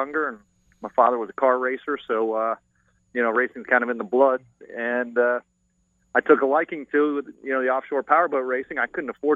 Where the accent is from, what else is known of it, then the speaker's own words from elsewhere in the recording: Canada; also born or lived in South Florida; now in Florida, United States; I'm a Floridian. I'm originally from Canada, but I've been here since 1977